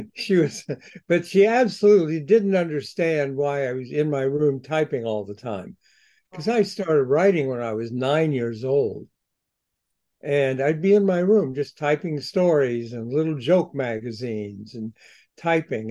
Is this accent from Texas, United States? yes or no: no; Columbus, Ohio, United States; I was in my hometown, Columbus, Ohio